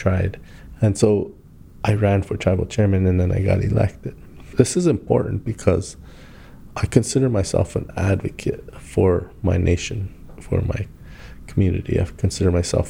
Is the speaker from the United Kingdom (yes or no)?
no; Standing Rock Indian Reservation, North Dakota, United States; I grew up in Indian country. My dad was an educator. My mom was an educator. I was fortunate to have two parents. I lived on the Pine Ridge Indian Reservation. I lived on the Standing Rock Indian Reservation.